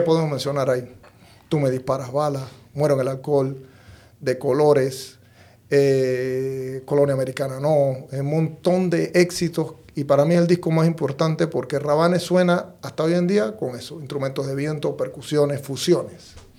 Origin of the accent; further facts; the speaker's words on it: Chitré, Herrera, Panama; mi casa en Chitré, nosotros empezamos trabajando desde muy chiquito